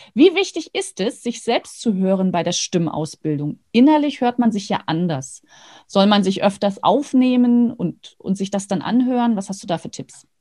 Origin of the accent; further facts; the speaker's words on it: Rostock, Mecklenburg-Vorpommern, Germany; moved away; bin ja in Rostock geboren, habe dort geheiratet und studiert